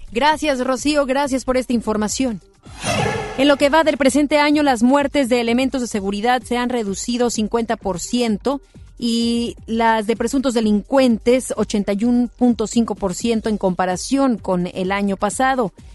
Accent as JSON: {"language": "Spanish", "country": "Mexico", "said": "como buenos mexicanos"}